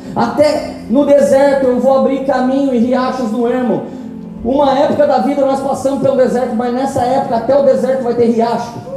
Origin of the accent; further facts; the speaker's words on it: Tremembé, São Paulo, Brazil; Eu sou de Tremembé